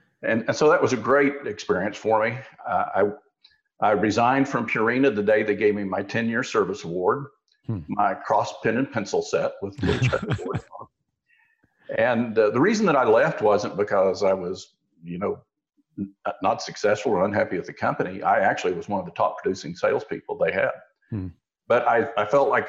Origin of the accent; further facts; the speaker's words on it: Osage County, Oklahoma, United States; I grew up in Osage County in Oklahoma